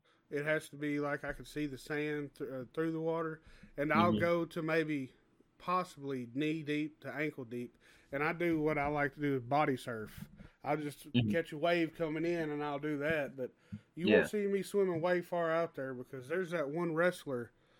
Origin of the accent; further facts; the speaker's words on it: Southern United States, United States; you know, I'm from the South, and you know a lot of Southern people, we like to swim in lakes and rivers.